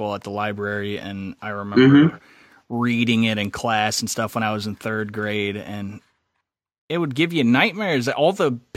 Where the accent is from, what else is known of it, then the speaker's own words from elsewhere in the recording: Southern Illinois, United States; moved away; whenever I lived and grew up where I grew up in Southern Illinois